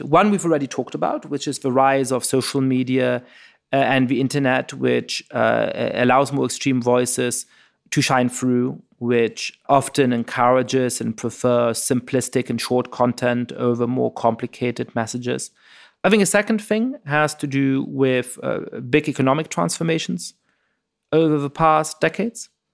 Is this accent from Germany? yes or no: yes; Germany; moved away; when I was growing up in Germany